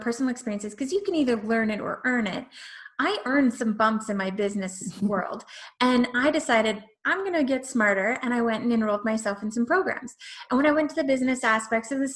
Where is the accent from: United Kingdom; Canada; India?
Canada; I'm Canadian.